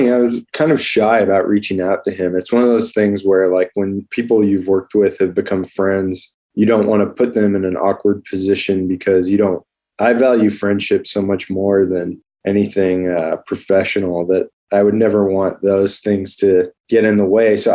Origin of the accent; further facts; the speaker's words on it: Southwest, United States; now in Los Angeles, United States; we're both from the Southwest, so we we we uh, and weirdly, there's not a ton of people from like New Mexico and Arizona in LA.